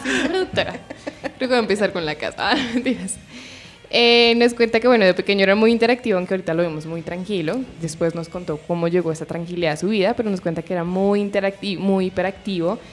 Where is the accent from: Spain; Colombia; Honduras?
Colombia; Bogotá; yo soy de Bogotá, pero mi, alrededor es más como de pueblo, porque mi familia es de pueblo